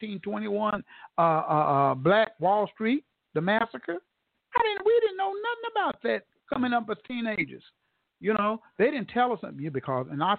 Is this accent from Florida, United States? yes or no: no; Tulsa, Oklahoma, United States; moved away; I was born in Moton Hospital right here